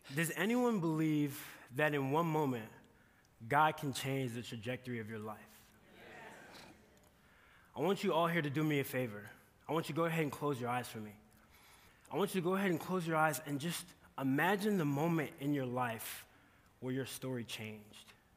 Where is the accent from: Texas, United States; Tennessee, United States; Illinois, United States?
Illinois, United States; Chicago; moved away as an adult; now in Kearney, United States; I'm here today from Chicago, Illinois